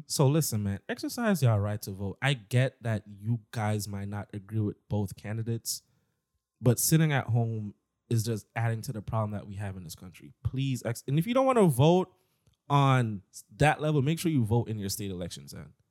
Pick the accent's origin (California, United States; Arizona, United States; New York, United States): New York, United States; I'm from New York